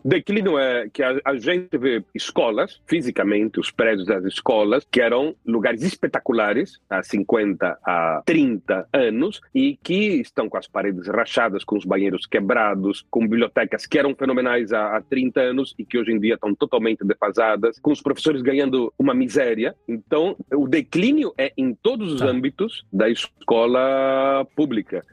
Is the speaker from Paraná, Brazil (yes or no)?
yes; Londrina, Paraná, Brazil; now in Argentina; eu tenho 56 anos, eu me criei em Londrina